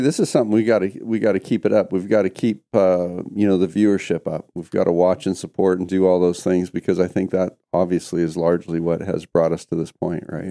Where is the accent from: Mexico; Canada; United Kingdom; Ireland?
Canada; moved away; myself growing up in Canada